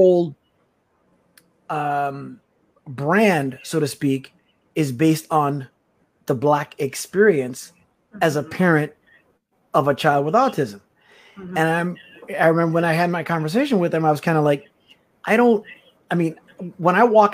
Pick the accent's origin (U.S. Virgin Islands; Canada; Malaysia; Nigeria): U.S. Virgin Islands; I'm from the U.S. Virgin Islands, a Black man